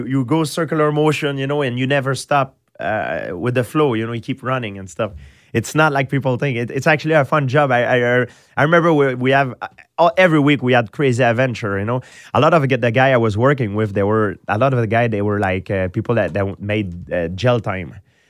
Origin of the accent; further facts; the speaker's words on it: Quebec, Canada; English is a second language; Yeah, but I'm from countryside. I grew up in countryside. So I didn't grow up, I didn't have the chance to grow up in the city with mixed culture.